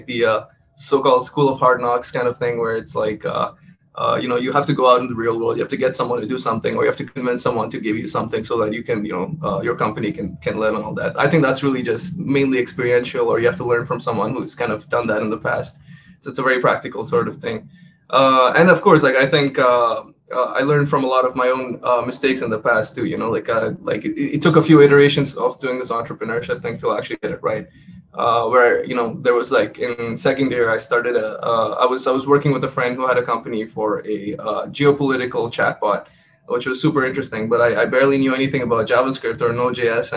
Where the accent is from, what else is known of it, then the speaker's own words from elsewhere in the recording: Oman; moved away; also born or lived in Montreal; I grew up in Oman, which is a small country in the Middle East